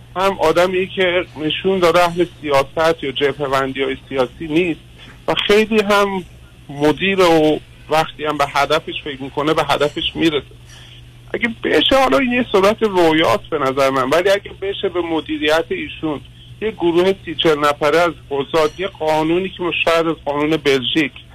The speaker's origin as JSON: {"language": "Persian", "country": "Iran", "said": "خودم به عنوان یه ایرانی"}